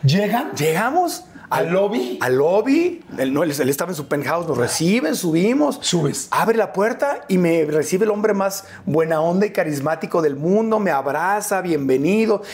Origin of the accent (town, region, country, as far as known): Tijuana, Baja California, Mexico; born or raised there; moved away as an adult; also born or lived in Mexico City; now in United States